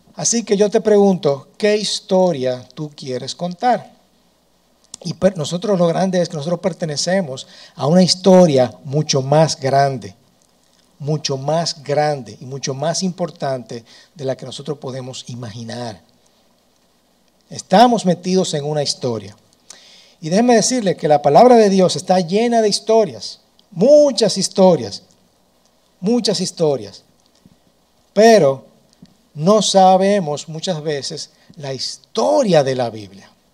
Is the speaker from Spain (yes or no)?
no; Dominican Republic; soy dominicano y no nací en otro lugar